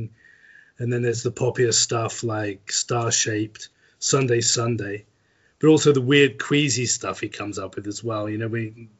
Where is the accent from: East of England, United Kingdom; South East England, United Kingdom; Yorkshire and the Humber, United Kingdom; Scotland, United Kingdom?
East of England, United Kingdom; Norwich; Dave's a local councillor in my hometown at the moment